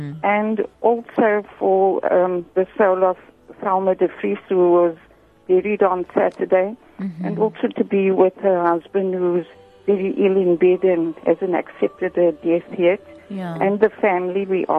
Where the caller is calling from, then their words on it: Cape Town, Western Cape, South Africa; I'm traveling from Cape Town.